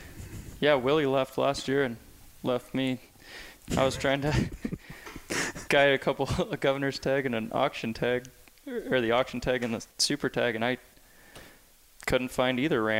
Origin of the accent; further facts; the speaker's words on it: Bozeman, Montana, United States; also born or lived in California; So, yeah, I been here my whole life in Bozeman. Grew up Richard Canyon. Originally, my parents are from Southern California, Laguna Beach mm-hmm. area.